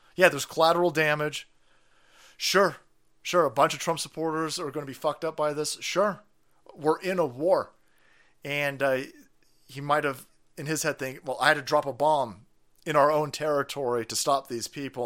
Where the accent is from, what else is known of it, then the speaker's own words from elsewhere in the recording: United States; I see myself as an American